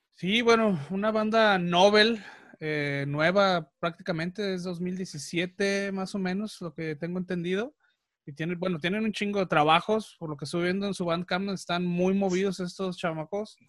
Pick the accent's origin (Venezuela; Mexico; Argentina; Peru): Mexico; soy mexicano, me encanta el Día de Muertos